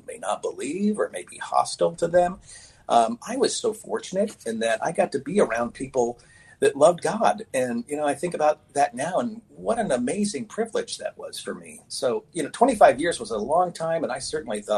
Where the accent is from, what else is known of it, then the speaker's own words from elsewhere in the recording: Oak Harbor, Washington, United States; I grew up on Whidbey Island in the city of Oak Harbor.